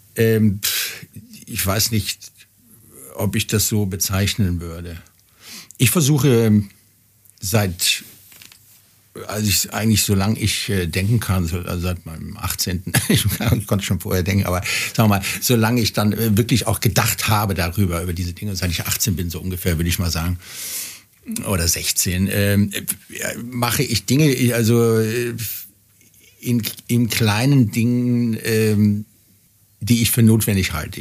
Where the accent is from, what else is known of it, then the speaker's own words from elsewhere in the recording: Cologne, North Rhine-Westphalia, Germany; now in Bavaria, Germany; Köln wird immer meine, meine Heimat sein, auch wenn ich jetzt schon lange in Bayern lebe